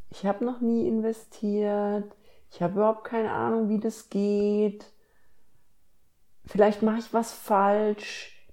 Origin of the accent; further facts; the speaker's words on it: Bavaria, Germany; moved away as an adult; now in Ruhr area, Germany; Also ich bin ja studieren gegangen äh, ans andere Ende von Deutschland, quasi ich bin von Bayern ins Ruhrgebiet gezogen